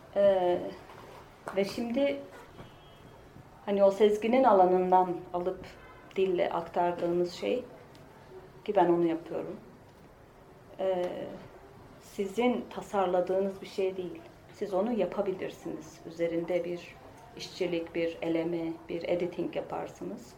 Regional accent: Pazarcık, Kahramanmaraş, Turkey; moved away as an adult; also born or lived in Ankara / Istanbul; Ben Maraş'ta dedim, pazarcıkta.

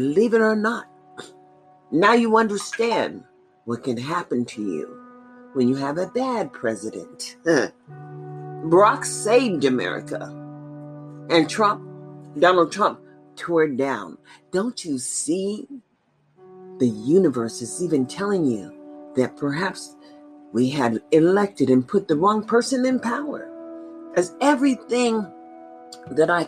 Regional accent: United States; I've always been an American

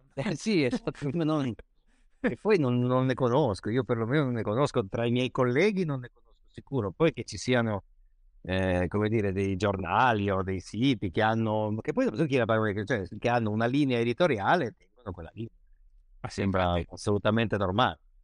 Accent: Genoa, Liguria, Italy; io, da buon genovese

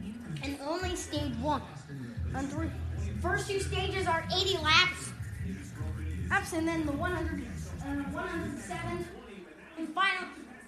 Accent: Las Vegas, Nevada, United States; I'm from Vegas.

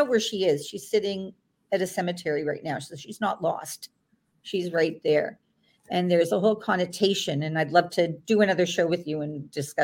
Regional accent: Toronto, Ontario, Canada; in the province of Ontario, I'm from Toronto

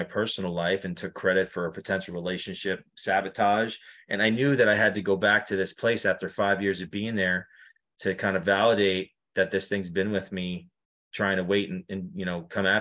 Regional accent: New York, United States; now in Connecticut, United States; I live in Connecticut right now. You know, it's probably like a couple of hours away, but I'm originally from New York.

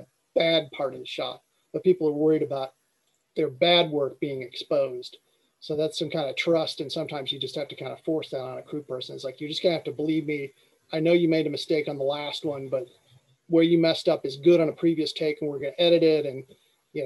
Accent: Ohio, United States; moved away; I came from Ohio originally

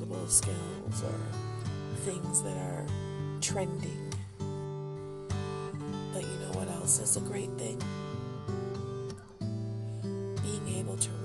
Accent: Detroit, Michigan, United States; accent: country twang; You can tell I'm from Detroit.

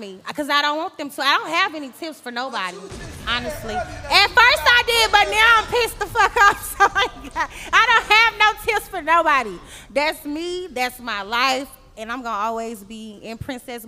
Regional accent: St. Louis, Missouri, United States; my city, I'm from St. Louis.

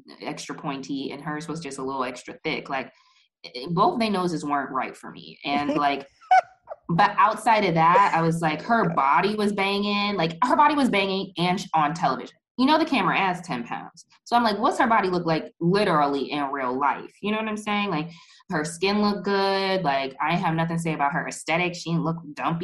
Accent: United States; growing up in the United States

